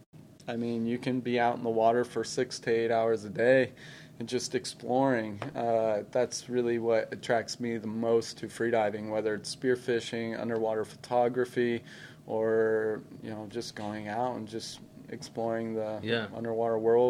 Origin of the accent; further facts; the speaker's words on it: Orange County, Southern California, United States; In Southern California, like Orange County area